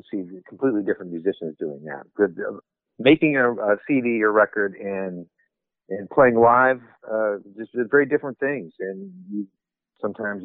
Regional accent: Illinois, United States; moved away as an adult; also born or lived in Los Angeles; I grew up in Illinois, and I moved to Los Angeles after college in the mid-80s.

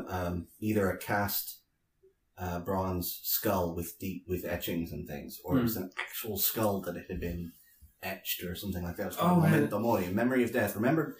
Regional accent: United States; I'm the American in the room

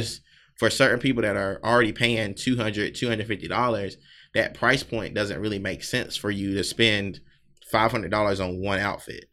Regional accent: South Carolina, United States; now in Philadelphia, United States; I'm not originally from Philly. Um, definitely a Southern guy, Southern boy from South Carolina

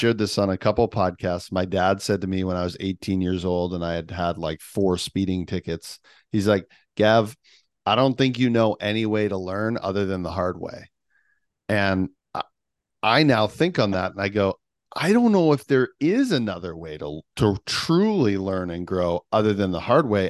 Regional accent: Canada; I'm Canadian

